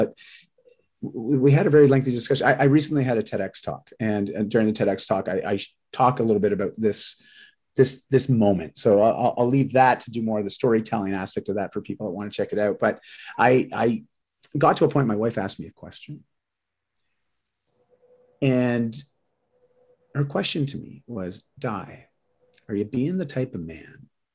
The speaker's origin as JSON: {"language": "English", "region": "Ontario", "country": "Canada", "tie": "born or raised there", "also_born_or_lived": "Vancouver", "moved": "as an adult", "said": "I moved from Ontario to Vancouver at 18"}